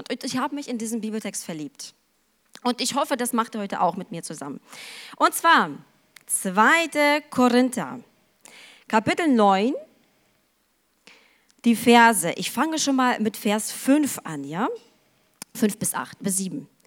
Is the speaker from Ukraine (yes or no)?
yes; Ukraine; Aber ich kenne das auch von zu Hause. Ich stamme aus der Ukraine und mein Bruder, der war total leidenschaftlich gerne mit meinem Opa unterwegs.